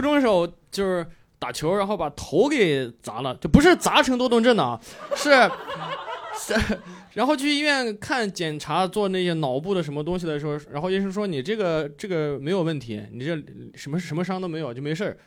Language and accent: Chinese; Xinjiang, China; 就是我是新疆人，然后我有，我有回去新疆演出